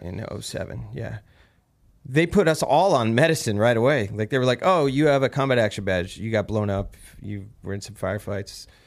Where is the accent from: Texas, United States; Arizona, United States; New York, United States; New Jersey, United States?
New Jersey, United States; I'm from Jersey, where weird New Jersey's a big thing out there